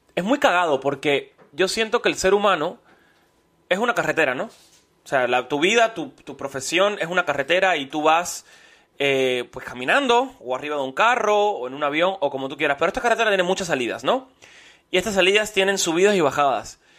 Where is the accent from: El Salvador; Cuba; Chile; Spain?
Cuba; moved away; also born or lived in United States; como cubano